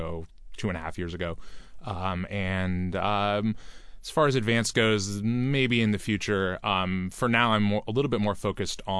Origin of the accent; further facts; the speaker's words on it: Seattle, Washington, United States; I grew up here in Seattle, and I grew up in a restaurant family